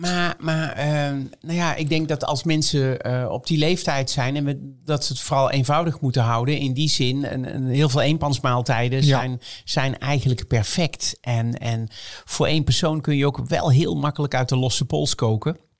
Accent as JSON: {"language": "Dutch", "country": "Netherlands", "said": "als Nederlanders"}